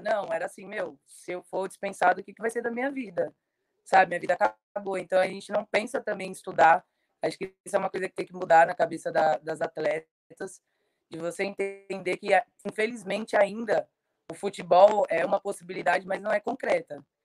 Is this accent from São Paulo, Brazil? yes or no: yes; Guaianases, São Paulo, Brazil; fica aqui em Guanás, né, é, lugar onde eu nasci